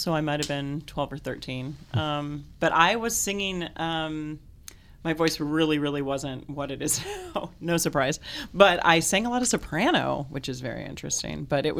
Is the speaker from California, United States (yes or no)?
yes; Clovis, California, United States; In Clovis, California.